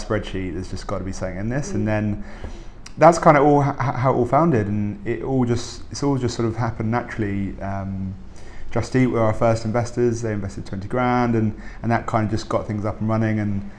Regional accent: South East England, United Kingdom; Sussex. So Sussex by the sea.

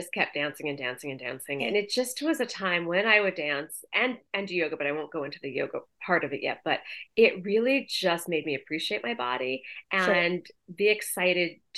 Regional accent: outside of Boston, Massachusetts, United States; moved away as an adult; also born or lived in New York; I grew up in outside of Boston. I went to school in Boston and New York, and then I lived in New York.

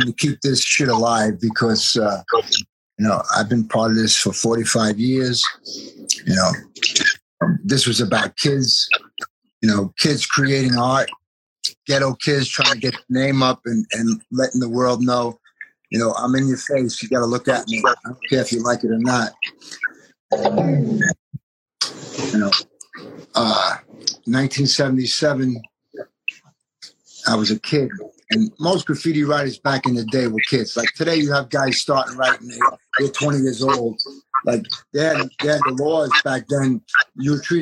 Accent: New York City, New York, United States; moved away; also born or lived in Brooklyn / Arizona; I was born in Brooklyn, raised in Queens

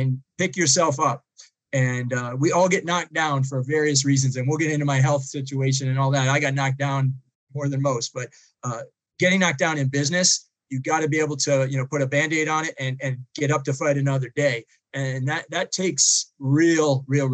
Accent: outside of Boston, Massachusetts, United States; I grew up outside of Boston and public schools

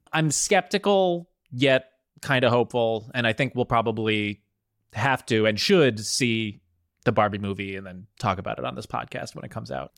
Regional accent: New Jersey, United States; I'm from New Jersey.

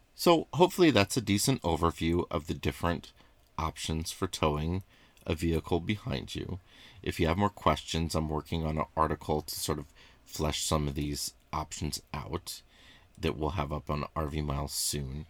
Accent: northwestern Illinois, United States; I grew up water skiing and boating on the Mississippi in an area called the Quad Cities, which is in northwestern Illinois

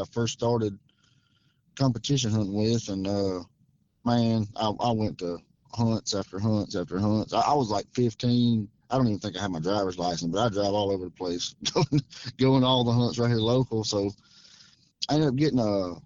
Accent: Union Parish, Louisiana, United States; I was raised in Union Parish, Louisiana, and now I live in Webster Parish, Louisiana

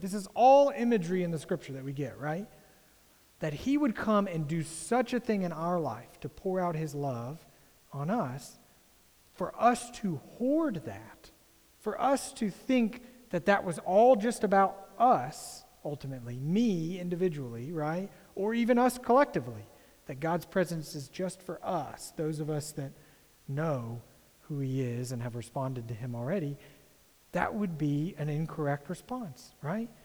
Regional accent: United States; as an American

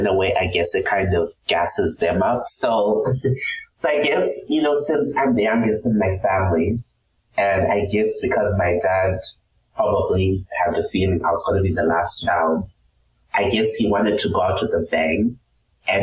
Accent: Harare, Zimbabwe; moved away as an adult; now in Houston, United States; So I'm from the capital city, Harare.

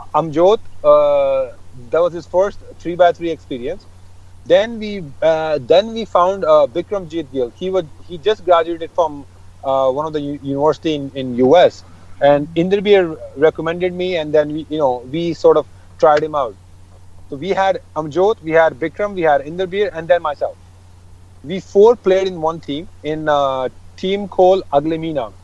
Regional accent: Japan; also born or lived in Delhi / Punjab; now in Gurgaon, India; I was born and raised in uh, Japan, and uh, we have a house in Delhi

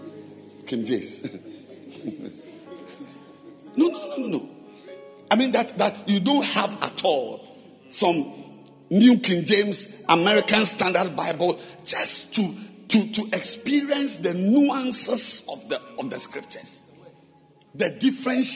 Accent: Ghana; I am a Ghanaian with a Ghanaian passport

